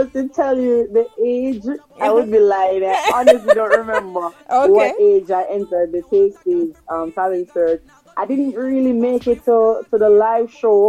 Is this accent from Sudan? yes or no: no; Portmore, Saint Catherine, Jamaica; Growing up in Portmore, I would say it was just nice and normal, nothing extraordinary, just normal.